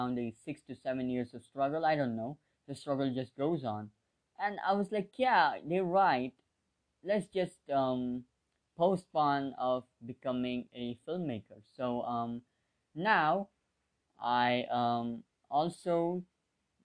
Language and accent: English; India; I'm 17, I'm from India, I live in India, I'm an Indian citizen.